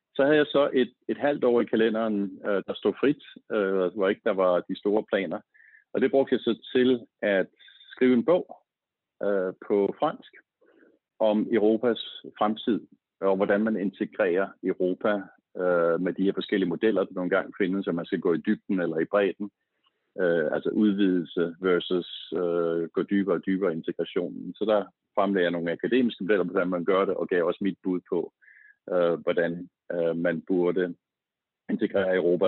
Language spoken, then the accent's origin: Danish; Slagelse, Zealand, Denmark; Jeg er født og opvokset i Slagelse